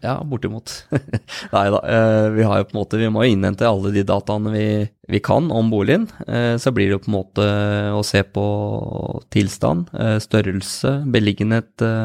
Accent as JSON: {"language": "Norwegian", "town": "Spydeberg", "region": "Østfold", "country": "Norway", "said": "vi er jo spyberginger begge"}